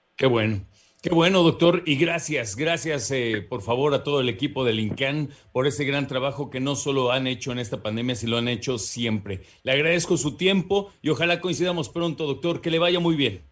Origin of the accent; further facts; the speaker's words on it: Mexico; como mexicanos